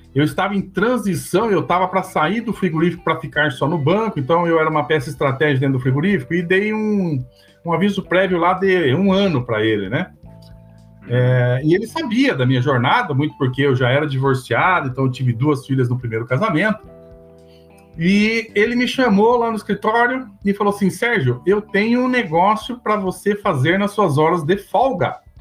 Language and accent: Portuguese; Cornélio Procópio, Paraná, Brazil; moved away as an adult; now in Palmeira, Brazil; eu sou natural de Cornélio Procópio, no norte do Paraná